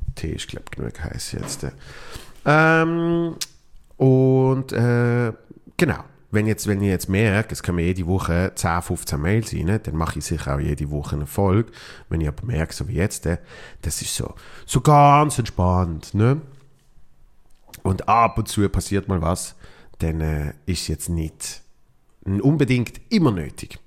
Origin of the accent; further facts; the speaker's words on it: Basel, Basel-Stadt, Switzerland; meiner Heimat äh, Basel